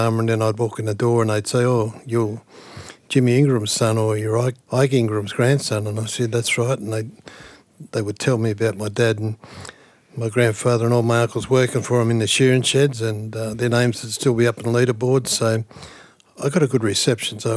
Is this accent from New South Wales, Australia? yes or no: yes; Leeton, New South Wales, Australia; moved away as an adult; now in Wagga Wagga, Australia; I grew up in Leeton, of course, come out of a place called Wattle Hill, and ended up here in Wagga back in 1980